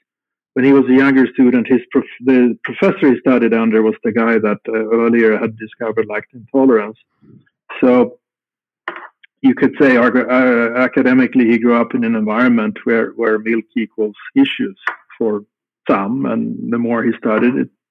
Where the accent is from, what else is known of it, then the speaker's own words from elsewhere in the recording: Stockholm, Stockholm County, Sweden; moved away as an adult; also born or lived in Östersund, Sweden; now in Wilson, United States; from I was 3 years old, I grew up in Stockholm, which is the capital of Sweden today.